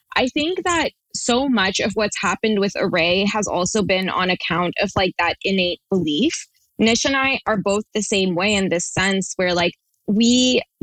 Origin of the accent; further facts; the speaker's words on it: Toronto, Ontario, Canada; we're from Toronto